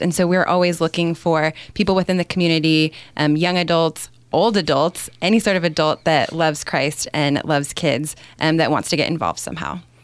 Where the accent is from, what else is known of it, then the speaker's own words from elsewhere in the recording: California, United States; moved away; I grew up in California and attended Young Life when I was in high school